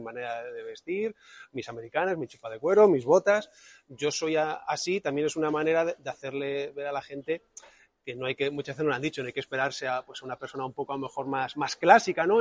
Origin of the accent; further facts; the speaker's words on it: Toledo, Castilla-La Mancha, Spain; also born or lived in Madrid; nací en Madrid, pero a los siete años ya estaba en Toledo